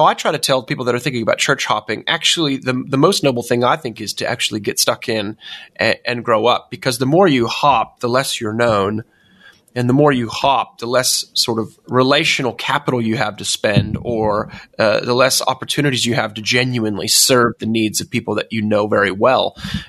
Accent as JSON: {"language": "English", "country": "United States", "said": "And obviously, I'm originally American myself, so I'm very confused nowadays, Jonathan."}